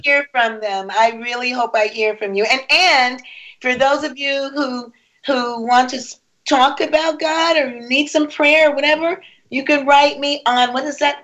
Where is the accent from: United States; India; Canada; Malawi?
United States; Rochester, New York; also born or lived in Harrisburg, Pennsylvania; now in Orlando, United States; I'm Rochester. from Rochester, born in Rochester